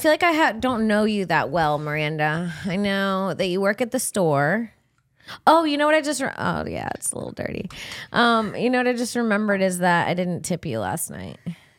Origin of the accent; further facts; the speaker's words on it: Cocoa Beach, Florida, United States; I am from Florida. I'm from Central Florida, Cocoa Beach, 321 Countdown Town.